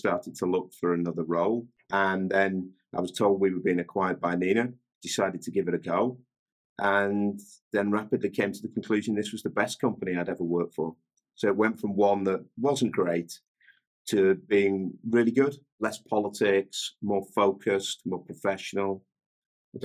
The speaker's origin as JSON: {"language": "English", "town": "St Helens", "region": "North West England", "country": "United Kingdom", "tie": "born or raised there", "said": "I'm from a town called St. Helens, which is in northern England. It's near Liverpool, and I was born and raised there"}